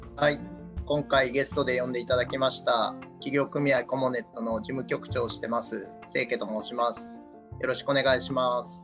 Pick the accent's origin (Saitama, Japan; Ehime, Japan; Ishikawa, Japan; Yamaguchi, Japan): Ehime, Japan; Uwajima; born or raised there; moved away as an adult; also born or lived in Tokyo